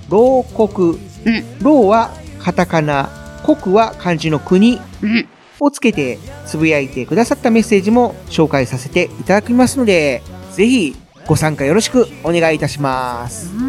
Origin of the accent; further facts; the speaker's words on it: Kansai, Japan; エセちゃうで俺関西人やで